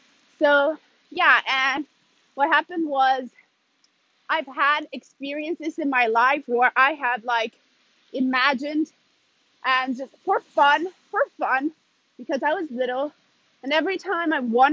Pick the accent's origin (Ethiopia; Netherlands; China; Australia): Ethiopia; also born or lived in Sweden; now in Italy; like I said in the beginning. I'm originally from Ethiopia, but currently I live in Italy, and I have moved around a lot. I've lived a little bit in, like, around Europe, a few years in Sweden.